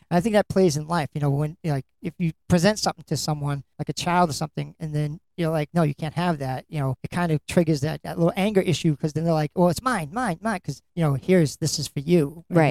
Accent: Lynn, Massachusetts, United States; you're my hometown it's where i'm from

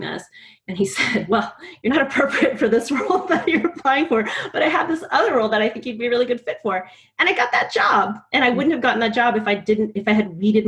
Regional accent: California, United States; moved away as an adult; I'm from California

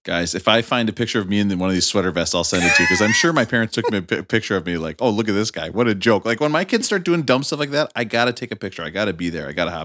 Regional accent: Rochester, Minnesota, United States; in my hometown, the main factory was the uh, Mayo Clinic Hospital, so everybody I knew were doctors

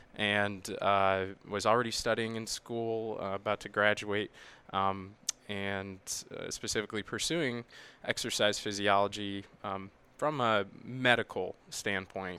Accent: Midwest, United States; I'm from the Midwest

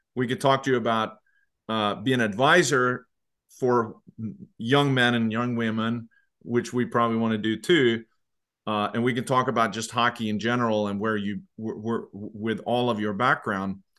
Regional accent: Sweden; now in United States; I grew up in Sweden and then I've been in the U S really for a long, long time.

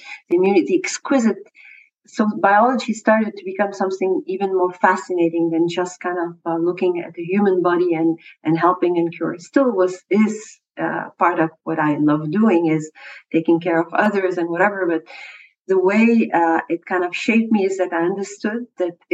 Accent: France; moved away as an adult; now in Montreal, Canada; I grew up in France

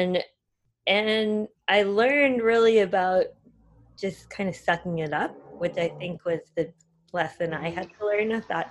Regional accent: United States; moved away as an adult; also born or lived in Singapore; being another American

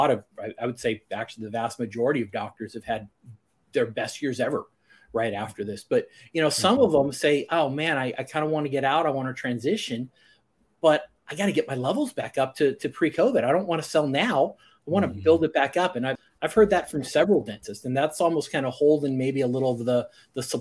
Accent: Ohio, United States; I grew up in Ohio.

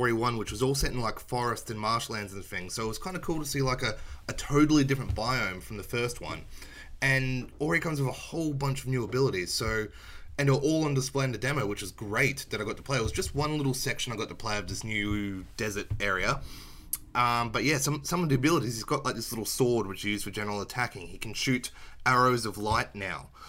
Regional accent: Australia; Being Australian and it being banned in my country

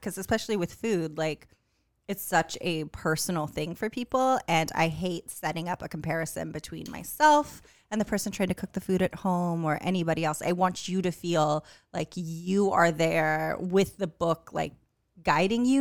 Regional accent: California, United States; moved away; also born or lived in Newport News, Virginia; growing up in California

